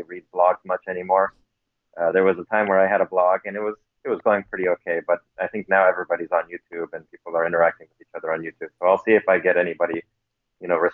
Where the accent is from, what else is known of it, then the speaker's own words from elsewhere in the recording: United States; My parents are Pentecostals from Romania, and so I grew up in the Romanian Pentecostal Church here in the American diaspora.